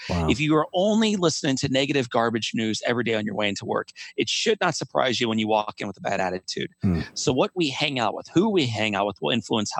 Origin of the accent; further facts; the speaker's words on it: Midwest, United States; growing up in the Midwest, I had witnessed little boys in my neighborhood